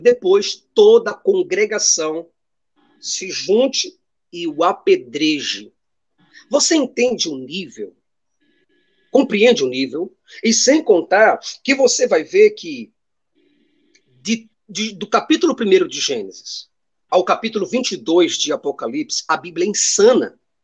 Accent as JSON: {"language": "Portuguese", "town": "Recife", "region": "Pernambuco", "country": "Brazil", "said": "Eu sou daqui do Recife, Pernambuco"}